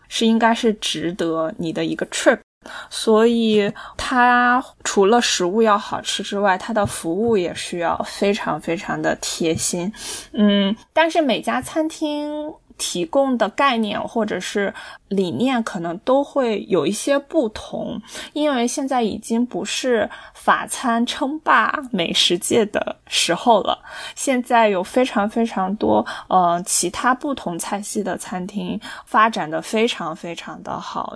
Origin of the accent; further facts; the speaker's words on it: China; 因为我是中国人嘛